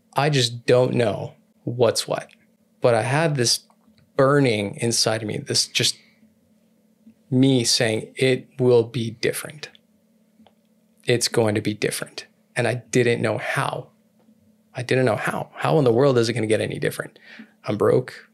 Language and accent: English; California, United States; I'm from California